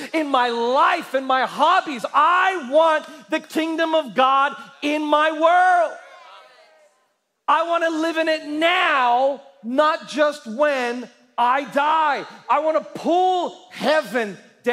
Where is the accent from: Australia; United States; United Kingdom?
Australia; as an Australian, right, I am a part of something called the Commonwealth